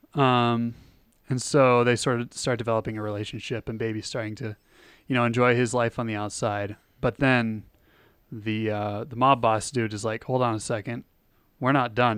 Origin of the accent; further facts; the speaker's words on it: hometown with an M State campus, Minnesota, United States; I used to drive past the, their campus in my hometown